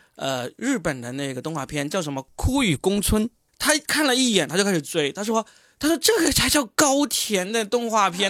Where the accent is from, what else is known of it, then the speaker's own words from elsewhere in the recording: Guangdong, China; 我是广东人